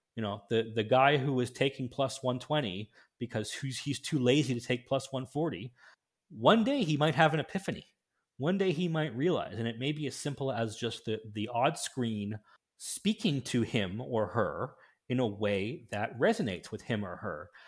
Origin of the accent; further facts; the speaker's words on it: Canada; in my home country of Canada